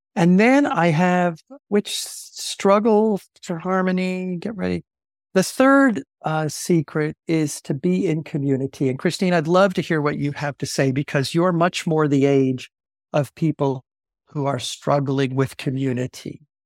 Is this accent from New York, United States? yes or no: yes; Long Island, New York, United States; moved away; I grew up on Long Island in a very small church